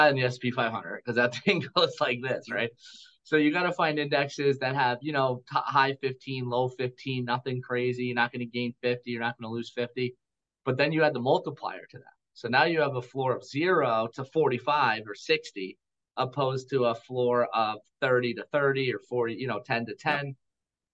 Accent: United States; I am an American

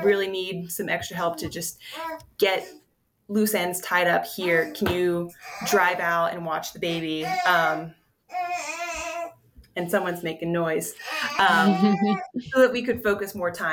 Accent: Pennsylvania, United States; now in Denver, United States; I'm actually from Pennsylvania

